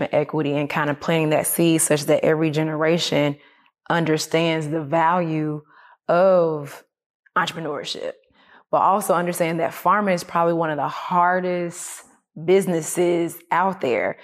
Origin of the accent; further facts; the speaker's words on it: Atlanta, Georgia, United States; I was raised in Atlanta. I wasn't raised on the farm